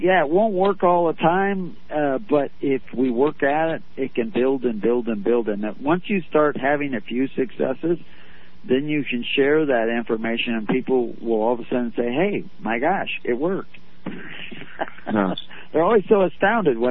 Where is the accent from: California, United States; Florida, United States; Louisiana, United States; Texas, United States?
Texas, United States; moved away; I was raised in Texas